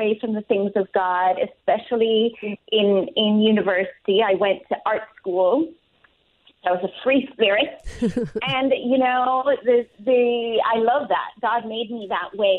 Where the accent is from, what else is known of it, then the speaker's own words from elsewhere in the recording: Kingston, Jamaica; moved away as an adult; now in Portland, United States; I'm born and raised in Kingston, Jamaica